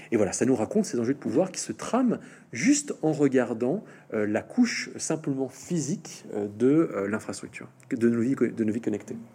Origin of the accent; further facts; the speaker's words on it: France; je suis français, mais je suis pas sécurisé.